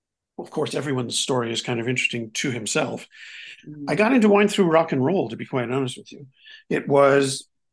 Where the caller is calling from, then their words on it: Rossendale, North West England, United Kingdom; I'm in a home in historic Rossendale. Prestigious historic Rossendale.